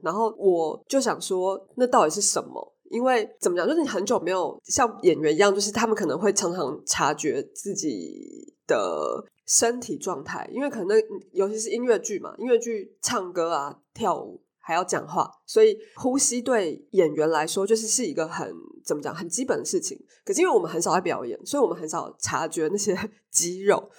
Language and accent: Chinese; Taipei, Taiwan; 因为我是台北人，然后我就，我就在台北